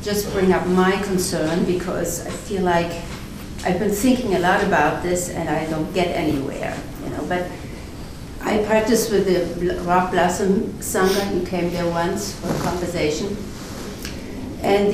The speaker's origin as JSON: {"language": "English", "country": "Germany", "tie": "born or raised there", "moved": "yes", "said": "I grew up after the war in Germany with the legacy of the Holocaust. I'm German"}